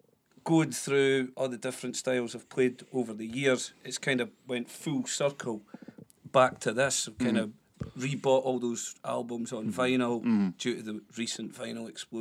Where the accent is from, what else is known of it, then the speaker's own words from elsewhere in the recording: Blairgowrie, Scotland, United Kingdom; moved away; I'm originally from Blairgowrie.